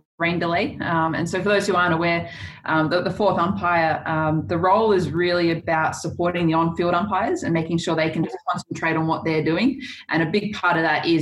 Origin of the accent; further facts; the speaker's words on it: Goulburn, New South Wales, Australia; I grew up in Goulburn, which is sort of halfway between Sydney and Canberra